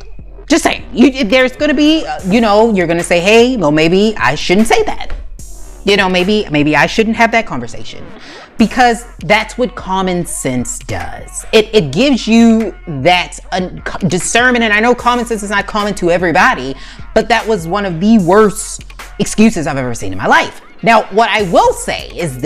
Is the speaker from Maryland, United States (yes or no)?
yes; Maryland, United States; my home state of Maryland